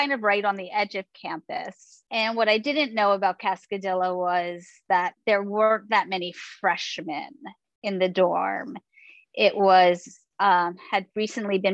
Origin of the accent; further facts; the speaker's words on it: New York City, New York, United States; moved away as an adult; now in San Diego, United States; I'm originally from New York City. I grew up on the Upper West Side of Manhattan